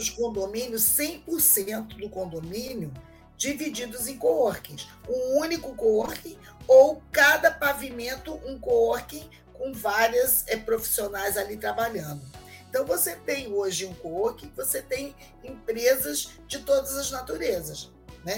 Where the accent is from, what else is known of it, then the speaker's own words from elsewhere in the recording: Rio de Janeiro, Brazil; eu sou do Rio de Janeiro